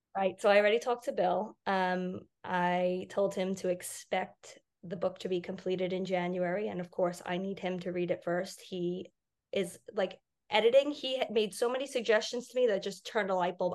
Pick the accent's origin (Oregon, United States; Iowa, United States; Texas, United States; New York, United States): New York, United States; Long Island; growing up on Long Island